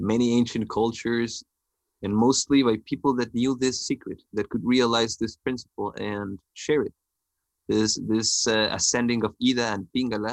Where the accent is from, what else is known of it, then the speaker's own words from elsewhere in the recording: northern Mexico, Mexico; I was born in Mexico